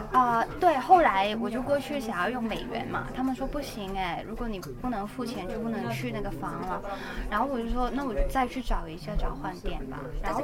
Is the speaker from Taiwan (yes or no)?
no; Hainan, China; now in Hong Kong; 我家乡在海南，然后海南有个地方叫三亚